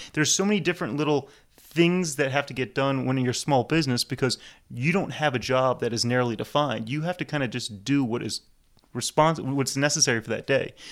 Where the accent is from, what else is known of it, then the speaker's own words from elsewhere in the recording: New Orleans, Louisiana, United States; my mom's German Jew, my dad's Hungarian, and I was born here, but, yeah, I'm not, definitely not Cajun